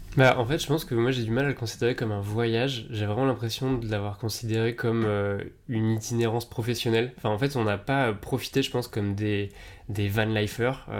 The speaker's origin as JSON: {"language": "French", "town": "Tours", "region": "Centre-Val de Loire", "country": "France", "also_born_or_lived": "Marseille / Paris", "moved": "as an adult", "said": "je viens de Tours"}